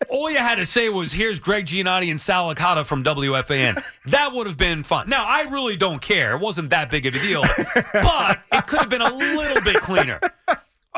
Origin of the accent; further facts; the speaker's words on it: Lake Ronkonkoma, New York, United States; I'm from Long Island